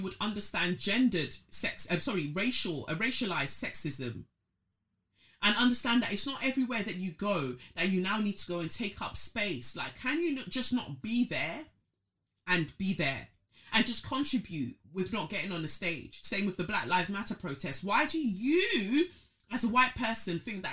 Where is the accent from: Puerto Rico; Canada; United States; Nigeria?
Nigeria; now in United Kingdom; I'm a Nigerian first and foremost